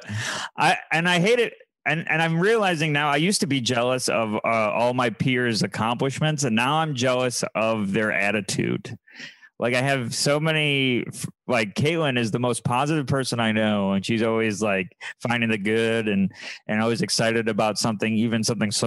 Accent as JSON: {"language": "English", "town": "Syracuse", "region": "New York", "country": "United States", "said": "I'm from Syracuse where it's not gray one day out of the year"}